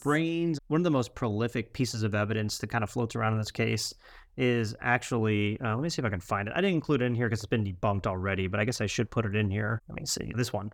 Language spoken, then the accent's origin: English; Central Florida, United States; growing up in Central Florida